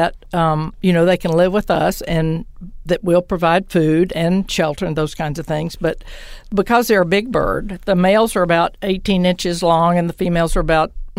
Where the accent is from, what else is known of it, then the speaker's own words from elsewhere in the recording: Liberty, Texas, United States; now in Austin, United States; I'm from Liberty, Texas